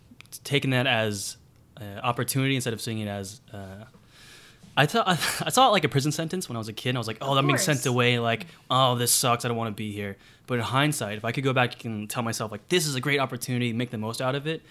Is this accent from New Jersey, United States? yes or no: no; Connecticut, United States; moved away as an adult; now in New York City, United States; I'm from Connecticut.